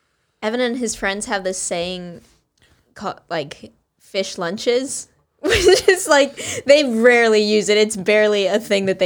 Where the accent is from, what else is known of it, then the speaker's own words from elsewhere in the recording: Nashville, Tennessee, United States; also born or lived in Gainesville, Florida; now in California, United States; I'm from Nashville, Tennessee.